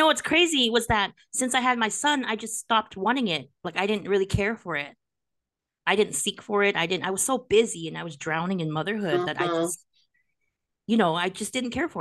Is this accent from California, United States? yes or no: yes; Monterey Park, California, United States; I'm Cambodian, but I grew up in Monterey Park, and I went to school there